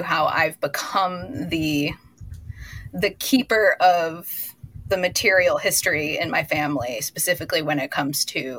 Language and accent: English; Midwest, United States; And, you know, growing up in the Midwest, not exactly in a like fashion mecca of any sort, I've always dressed differently.